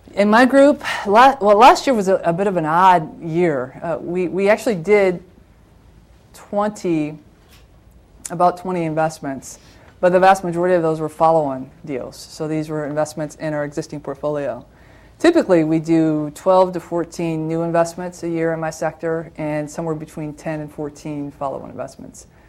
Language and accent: English; Toledo, Ohio, United States; moved away; I worked back in my hometown. I'm a Toledoan from Ohio